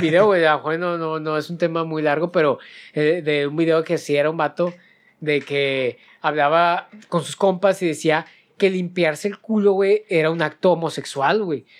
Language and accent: Spanish; Monterrey, Nuevo León, Mexico; nosotros somos de Monterrey